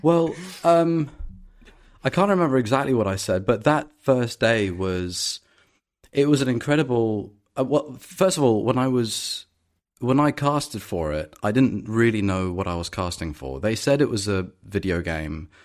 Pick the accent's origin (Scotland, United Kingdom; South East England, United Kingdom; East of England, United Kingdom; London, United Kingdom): London, United Kingdom; I'm from London and I grew up in London